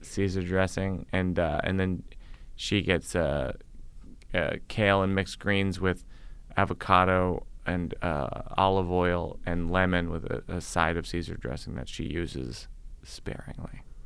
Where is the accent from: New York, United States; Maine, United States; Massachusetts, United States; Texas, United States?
Massachusetts, United States; I'm from Massachusetts